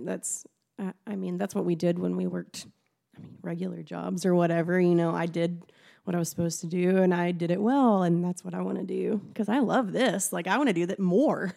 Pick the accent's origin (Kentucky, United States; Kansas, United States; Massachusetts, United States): Kentucky, United States; near Paducah, Western; I grew up in Western Kentucky, near Paducah